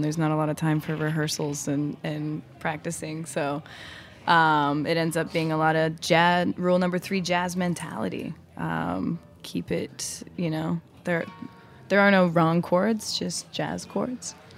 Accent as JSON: {"language": "English", "town": "Salt Lake City", "region": "Utah", "country": "United States", "also_born_or_lived": "Mexico", "moved": "yes", "lives_now": "New York City, United States", "said": "I'm from Salt Lake City, Utah, originally"}